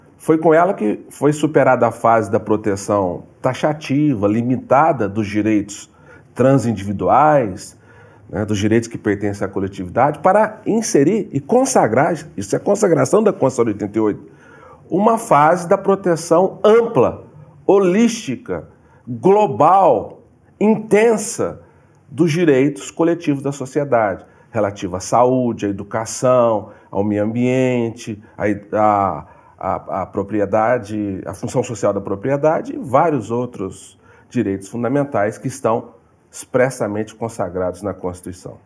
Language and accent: Portuguese; São Paulo, Brazil; moved away; also born or lived in Minas Gerais; Sou de São Paulo, tive uma vida muito difícil, família humilde, família pobre